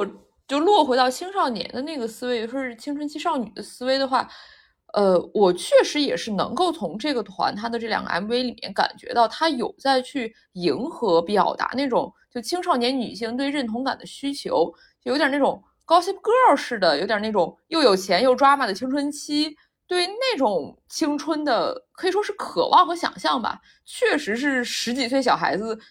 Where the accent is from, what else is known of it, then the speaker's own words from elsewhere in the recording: Shandong, China; 就因为我看了他的舞台啊，就我作为一个山东人，但是我之前完全不认识他